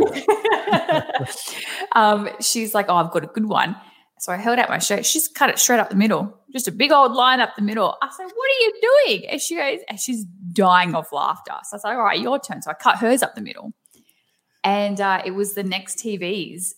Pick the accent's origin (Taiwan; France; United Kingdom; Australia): Australia; accent: thick Aussie; moved away as an adult; now in United States; I have tried so hard to keep my Aussie accent because I do have a very thick accent